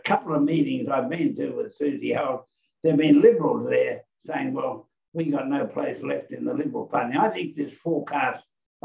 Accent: Queensland, Australia; my home state of Queensland

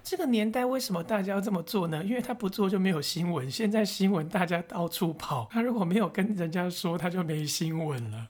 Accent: Taiwan; 这就是我们台湾人所缺少的狼性，因为我们不是苦过来的人

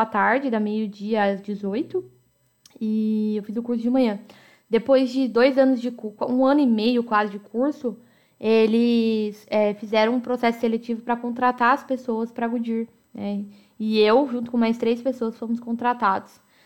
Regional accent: Americana, São Paulo, Brazil; Eu nasci em Americana, São Paulo

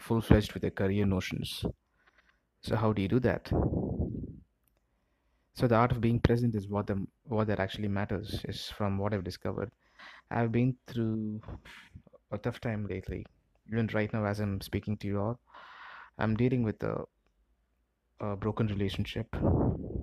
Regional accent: Chennai, Tamil Nadu, India; I'm from India. I'm from the southern part of India, from a place called Chennai.

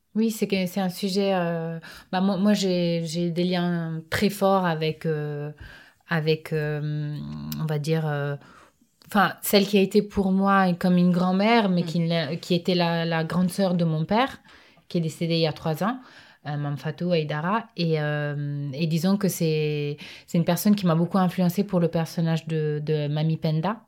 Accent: a city in northern Italy, Italy; now in France; je suis née j'ai grandi dans un dans une ville du nord de l'Italie

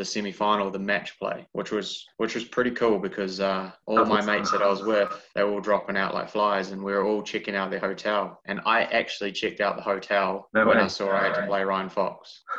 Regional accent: Christchurch, Canterbury, New Zealand; moved away as an adult; now in Switzerland; Born and bred in Christchurch.

